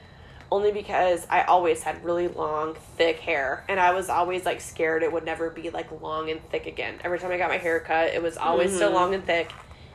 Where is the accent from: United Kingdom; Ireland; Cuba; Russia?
United Kingdom; North West England; accent: Northwest; I'm always like, my Northwest accent's like, balayage.